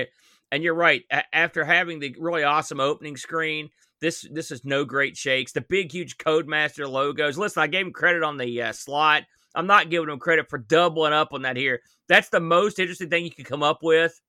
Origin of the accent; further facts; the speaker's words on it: New Jersey, West Virginia, United States; I'm from New Jersey